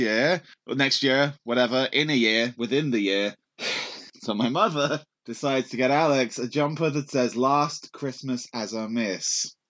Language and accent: English; England, United Kingdom; I'm English.